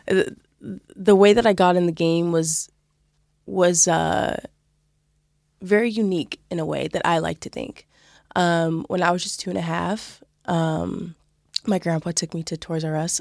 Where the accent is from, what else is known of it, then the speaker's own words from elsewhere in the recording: California, United States; moved away as an adult; also born or lived in Utah; now in Waterford, Ireland; I grew up in California